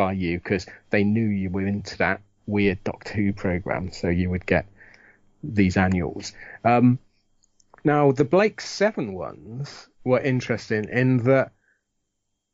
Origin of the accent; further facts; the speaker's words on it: United Kingdom; growing up in Britain in the 60s, 70s, 80s